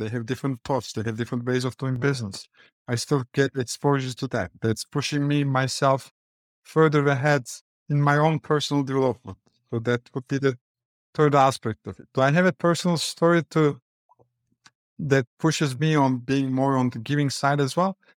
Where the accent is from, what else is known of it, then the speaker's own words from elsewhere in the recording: Istanbul, Turkey; accent: Turkish; English is a second language; moved away as an adult; now in New York, United States; The accent is Turkish. That's why I was born and I grew up in Istanbul